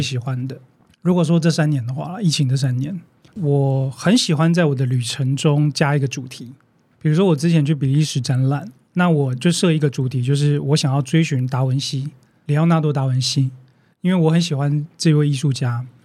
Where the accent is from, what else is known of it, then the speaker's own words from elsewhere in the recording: Taiwan; 但是我们在现在台湾看到的最大的问题是什么？